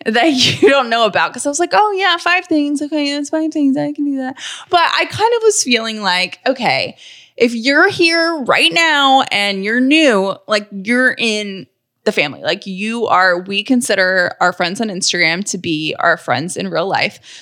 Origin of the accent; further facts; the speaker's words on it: Atlanta, Georgia, United States; also born or lived in Nashville, Tennessee / Charlottesville, Virginia; I am from Atlanta, born and raised